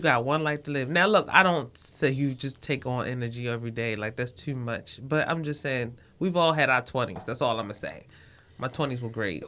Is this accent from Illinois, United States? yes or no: no; Baltimore, Maryland, United States; I'm from Baltimore